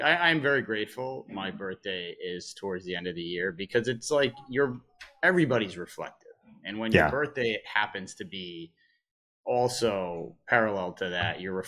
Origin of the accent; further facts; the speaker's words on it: Massachusetts, United States; now in New York, United States; I have spent, 25 years now in New York, and I grew up in Massachusetts